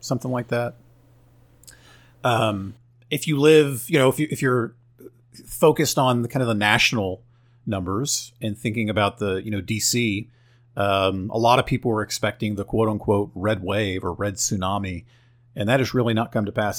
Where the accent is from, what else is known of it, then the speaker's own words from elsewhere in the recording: Oklahoma, United States; I'm from Oklahoma